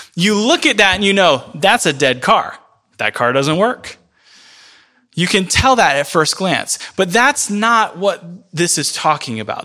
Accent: rural Florida, United States; moved away; I'm from Florida. I'm from rural Florida.

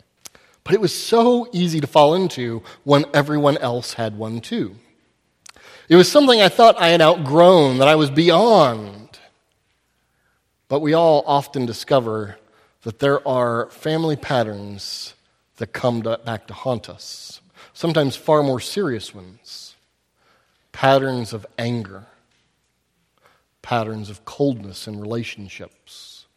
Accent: the South, United States; accent: southern; But these folks, they were from where I'm from. You know what I mean? And my southern accent came back hard.

